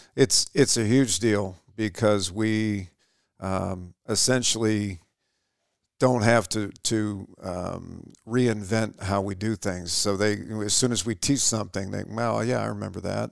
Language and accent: English; Sheboygan, Michigan, United States; now in Shepherd, United States; I grew up in Sheboygan